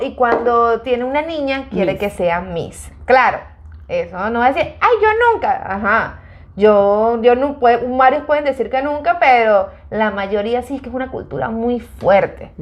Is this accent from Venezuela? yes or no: yes; Venezuela; moved away; yo soy venezolana, pero mi mamá es colombiana